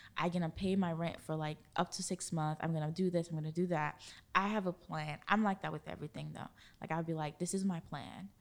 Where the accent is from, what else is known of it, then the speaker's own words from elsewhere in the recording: Haiti; now in Orlando, United States; growing up in Haiti and going to my grandmother's house